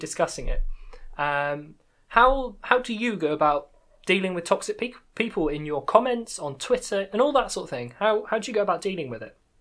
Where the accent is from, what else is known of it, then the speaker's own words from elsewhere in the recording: United Kingdom; accent: British; my British accent